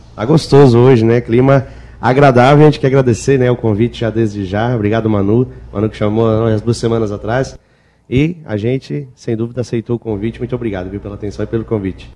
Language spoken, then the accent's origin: Portuguese; Nova Veneza, Santa Catarina, Brazil; Nós somos de Nova Veneza. Eu sou de Nova Veneza